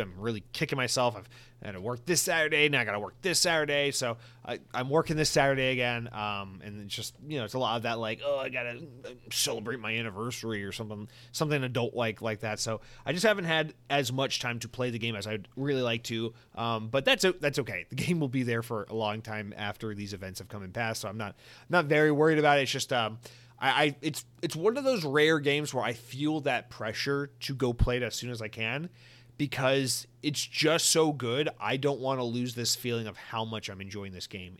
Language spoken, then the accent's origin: English; Georgia, United States; I'm from Georgia